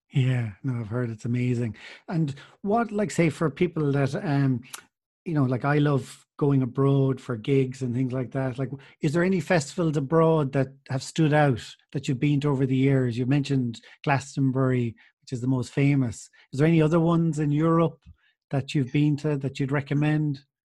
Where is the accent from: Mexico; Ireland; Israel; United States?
Ireland; Clare, Munster; I'm from Clare